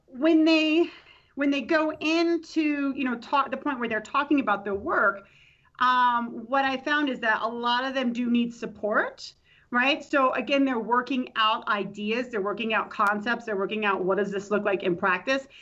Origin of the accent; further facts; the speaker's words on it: Tampa, Florida, United States; moved away as an adult; also born or lived in Nashville, Tennessee / Houston, Texas / Laramie, Wyoming; I'm from Tampa, Florida originally. So I went to Hillsborough Community College